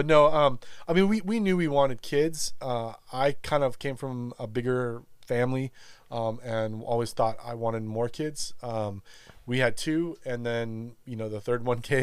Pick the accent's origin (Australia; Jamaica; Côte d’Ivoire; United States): United States; Los Angeles, California; now in Texas, United States; I grew up in California, in L.A. Like I said, grew up surfing and around the ocean